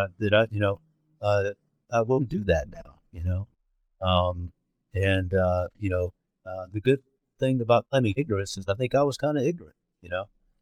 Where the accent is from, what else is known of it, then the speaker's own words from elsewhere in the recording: Georgia, United States; moved away; that's my hometown 40 years later. Which is one of the reasons I left